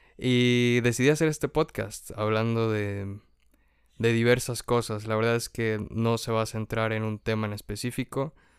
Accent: Tulancingo, Hidalgo, Mexico; moved away; also born or lived in Huejutla, Hidalgo; Nací en Tulancingo Hidalgo, es un lugar muy bonito, me gusta ir allá a menudo

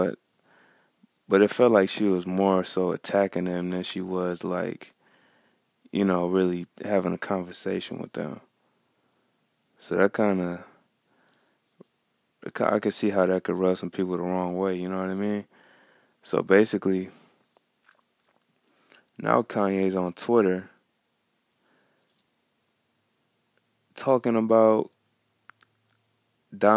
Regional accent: Farmington Hills, Michigan, United States; I'm from Farmington Hills, Michigan

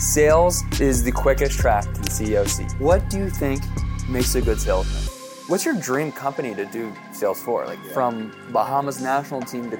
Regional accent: Houston, Texas, United States; I'm from Houston.

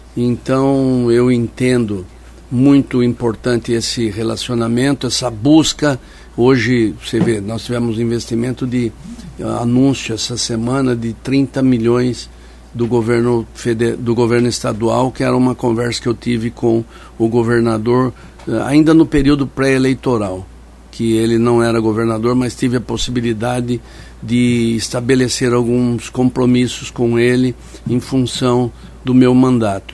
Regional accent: São Paulo, Brazil; a cidade que onde nasci, cresci, estabeleci família

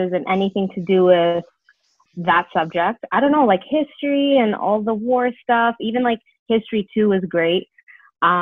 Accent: Brampton, Ontario, Canada; also born or lived in Toronto, Ontario; I moved to Brampton, Ontario, and I grew up there

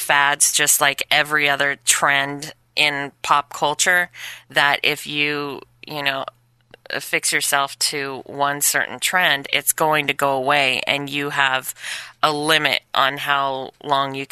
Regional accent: Chino, California, United States; born or raised there; also born or lived in Inglewood, California; now in Los Angeles, United States

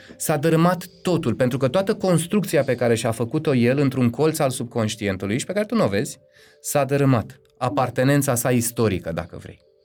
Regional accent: Romania; Tribul meu, eu sunt român

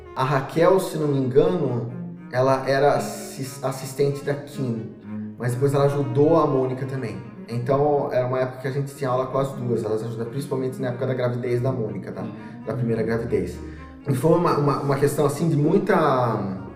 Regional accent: Rio das Pedras, São Paulo, Brazil; also born or lived in Piracicaba; now in Ribeirão Preto, Brazil; E eh, pequeno, eu mudei para Rio das Pedras, que é uma cidade pertinho de Piracicaba e eu cresci lá

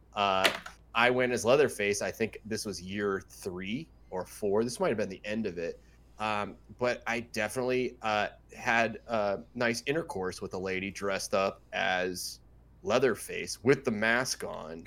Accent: Midwest, United States; moved away as an adult; also born or lived in California; all of us growing up in the Midwest

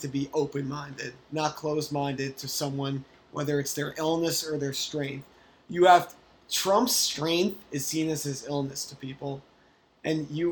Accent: New York, United States; I'm also a New Yorker

